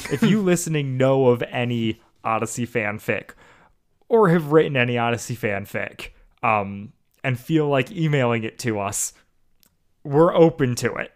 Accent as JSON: {"language": "English", "region": "Iowa", "country": "United States", "moved": "yes", "said": "that's where I'm from"}